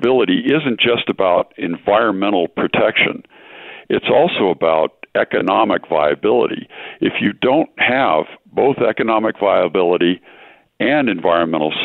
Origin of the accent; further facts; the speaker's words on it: San Diego, California, United States; I grew up in San Diego. I had SeaWorld, the Scripps Aquarium, and the San Diego Zoo